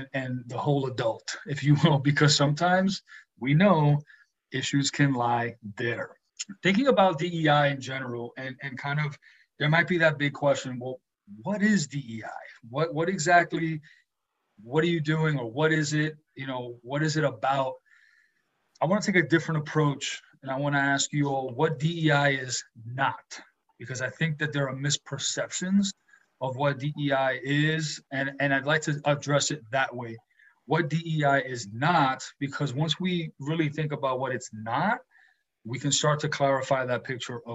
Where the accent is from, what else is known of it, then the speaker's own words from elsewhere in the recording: New York City, New York, United States; growing up in New York City, it's a melting pot